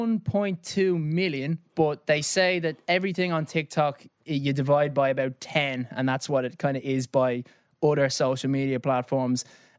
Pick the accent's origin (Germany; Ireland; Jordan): Ireland; Dublin, Leinster; now in London, United Kingdom; I grew up in Clontarf, went to Mount Temple